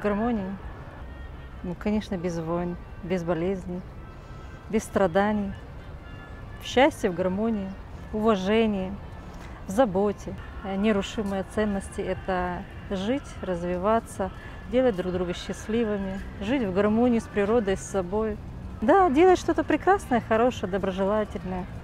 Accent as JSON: {"language": "Russian", "region": "Kyiv", "country": "Ukraine", "said": "я из Киева"}